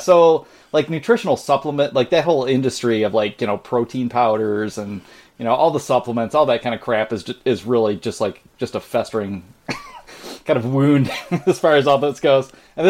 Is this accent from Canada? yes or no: yes; Canada; And as a Canadian, I don't know for sure if you know this